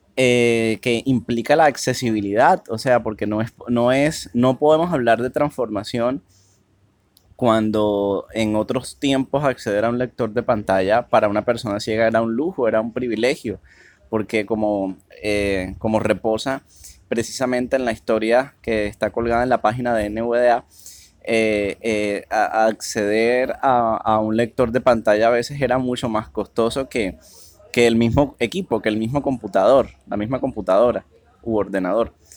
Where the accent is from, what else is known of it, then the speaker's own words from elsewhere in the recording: Cartagena, Bolívar, Colombia; soy de la ciudad de Cartagena, Colombia